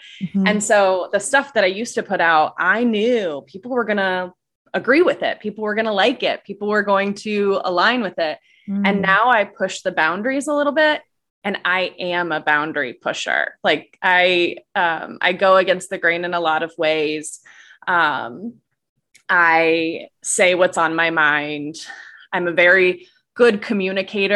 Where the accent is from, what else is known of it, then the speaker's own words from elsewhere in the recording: Indiana, United States; also born or lived in North Carolina; I moved from North Carolina back to Indiana, which is my home state